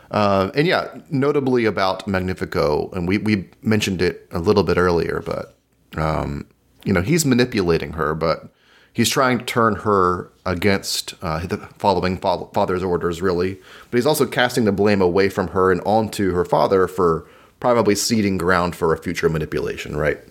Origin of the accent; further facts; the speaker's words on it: United States; speaking as an American